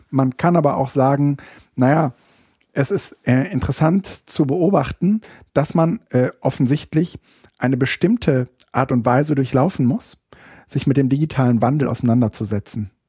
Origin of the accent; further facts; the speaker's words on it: Berlin, Germany; Ich Ach, bin ja, Berliner.